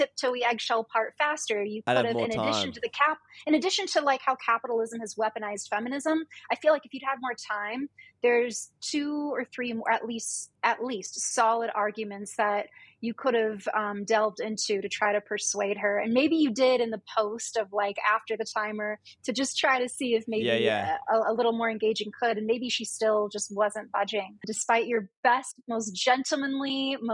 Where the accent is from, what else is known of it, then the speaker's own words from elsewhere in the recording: United States; We're both American women